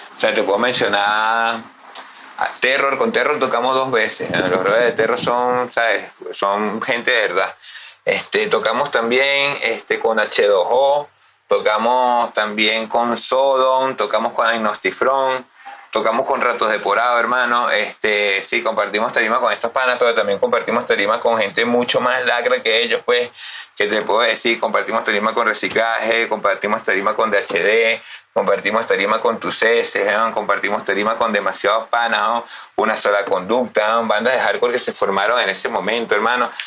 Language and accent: Spanish; Baruta, Miranda, Venezuela; also born or lived in Valles del Tuy; Yo vengo de las Danielas, de las minas de Baruta pero me crié, como te dije anteriormente, con los panas de reciclaje y me pasaba muchísimo en los valles del Tui